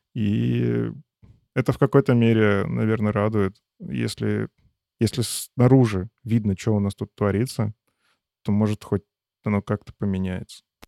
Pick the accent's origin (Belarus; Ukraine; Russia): Belarus; Это моя страна, я здесь родился, я здесь вырос